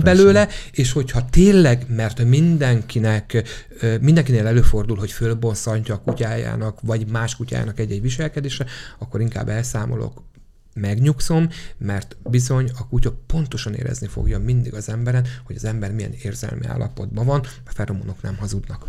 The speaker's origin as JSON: {"language": "Hungarian", "town": "Székesfehérvár", "region": "Fejér", "country": "Hungary", "said": "Ugye én Székesfehérvári vagyok, de Pesten is rengeteget dolgozom"}